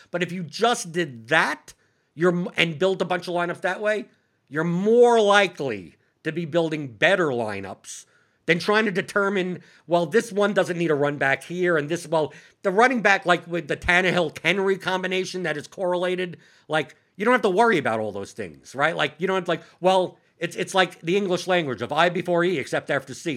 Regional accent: New York, United States; as a New Yorker

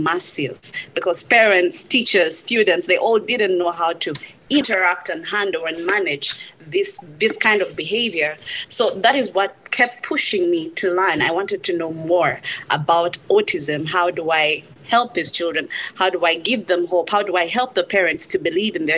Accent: Uganda; moved away as an adult; I come from Uganda

